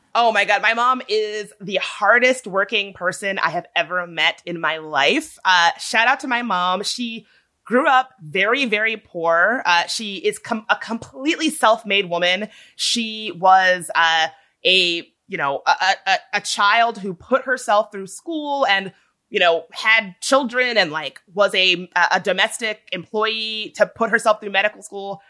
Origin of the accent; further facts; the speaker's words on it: Midlothian, Virginia, United States; moved away; when I was a young kid growing up in Midlothian, Virginia